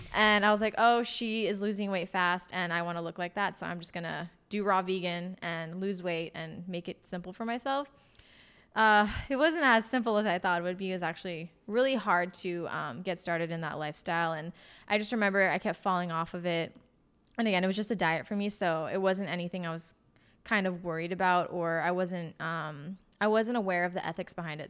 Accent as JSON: {"language": "English", "town": "Los Angeles", "region": "California", "country": "United States", "tie": "born or raised there", "also_born_or_lived": "Portland area", "moved": "as an adult", "lives_now": "Portland, United States", "said": "I grew up in Los Angeles."}